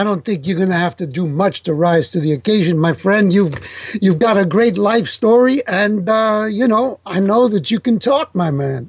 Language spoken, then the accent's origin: English; New York, United States; first language Italian; English is a second language; my parents were from Italy and they spoke Italian to me. So my first language was Italian. Yes. But uh, when I started going to school in, in New York